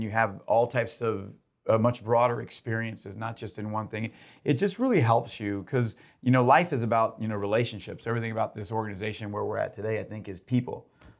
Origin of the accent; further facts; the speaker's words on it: Uruguay; English is a second language; Grew up in South America and Uruguay.